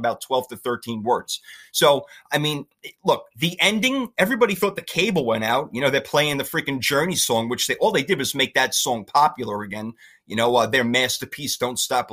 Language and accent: English; New York, United States; Me being a New Yorker